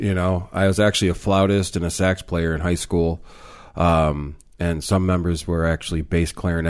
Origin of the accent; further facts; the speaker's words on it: Randolph, New York, United States; moved away as an adult; I grew up in Randolph, Salamanca.